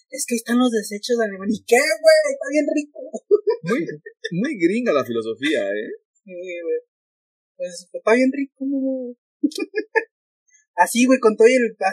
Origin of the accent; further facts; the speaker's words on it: Guadalajara, Jalisco, Mexico; yo, que soy de Guadalajara